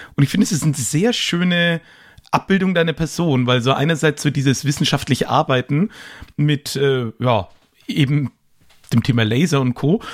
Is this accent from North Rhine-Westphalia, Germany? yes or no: no; Erlangen, Bavaria, Germany; in meine Geburtsstadt Erlangen